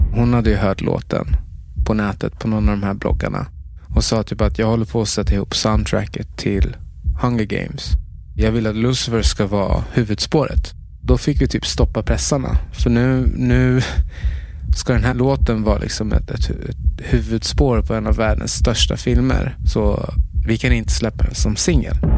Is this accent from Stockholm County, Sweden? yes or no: yes; Stockholm, Stockholm County, Sweden; jag är uppvuxen i, i Tensta